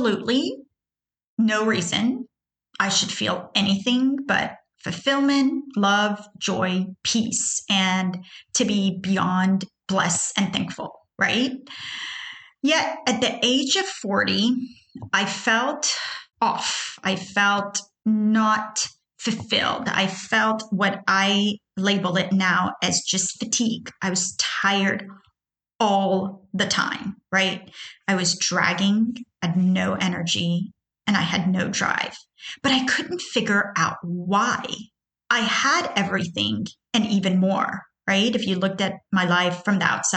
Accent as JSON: {"language": "English", "town": "Houston", "region": "Texas", "country": "United States", "tie": "born or raised there", "also_born_or_lived": "Tehran, Iran", "said": "I was born in Tehran, Iran. I immigrated to the U.S., which is basically in Houston, Texas, at the age of 10"}